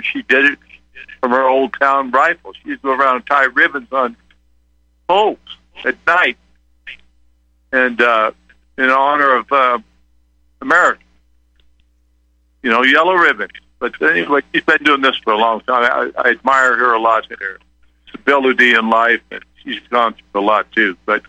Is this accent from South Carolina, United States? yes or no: no; Colorado, United States; We, you know, had a reunion last year in Colorado Springs, my home state. But by the way, I live on the western side of Colorado, where there's not too many liberals.